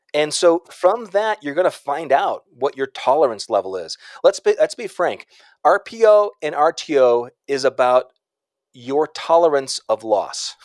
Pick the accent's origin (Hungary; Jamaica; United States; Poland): United States; Chicago, Illinois; I'm from Chicago